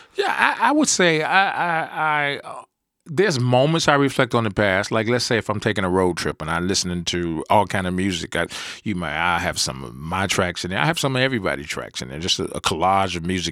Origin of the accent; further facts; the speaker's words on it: New York, United States; moved away; I'm originally I'm from New York. I used to go back summertime